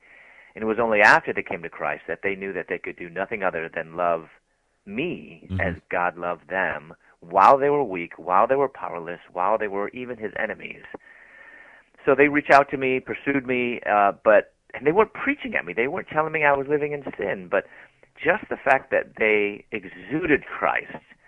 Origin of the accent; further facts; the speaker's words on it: Chicago, Illinois, United States; moved away as an adult; also born or lived in Louisville, Kentucky; I'm from Chicago, and I moved to Louisville, Kentucky to go to graduate school